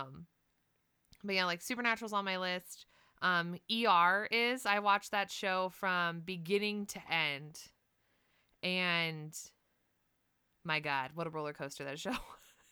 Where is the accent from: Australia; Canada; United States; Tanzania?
United States; I'm from the United States